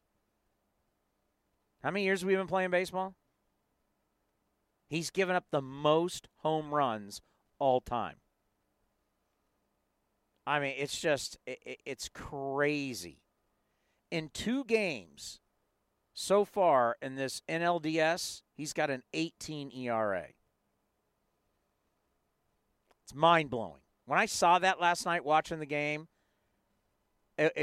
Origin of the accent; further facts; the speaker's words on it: San Diego, California, United States; moved away; I grew up in San Diego